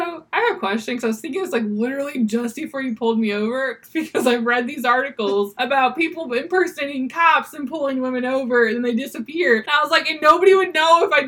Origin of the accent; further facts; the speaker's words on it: Michigan, United States; I'm from Michigan